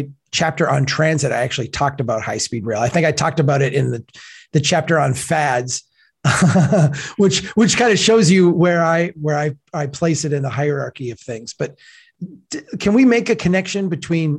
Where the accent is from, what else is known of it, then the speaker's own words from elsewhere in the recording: Minnesota, United States; I'm from Minnesota.